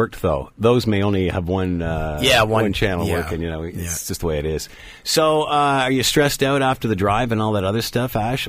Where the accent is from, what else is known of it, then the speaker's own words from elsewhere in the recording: Markham, Ontario, Canada; I grew up in Markham, which is hilarious, probably though many years after you guys.